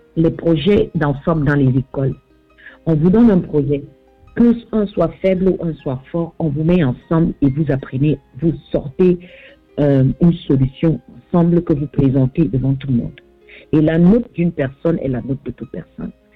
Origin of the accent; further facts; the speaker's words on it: Southwest Region, Cameroon; je viens du sud-ouest du Cameroun.